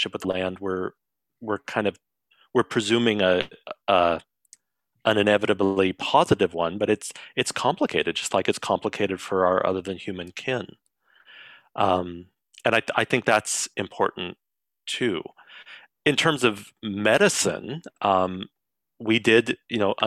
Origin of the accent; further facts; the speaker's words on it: Colorado, United States; now in Sunshine Coast, Canada; where I grew up in Colorado